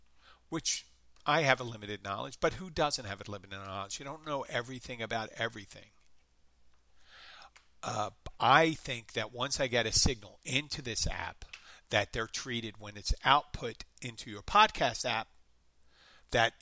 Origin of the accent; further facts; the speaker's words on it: Philadelphia, Pennsylvania, United States; accent: light Philadelphia; that's a real Philadelphia accent. That's me.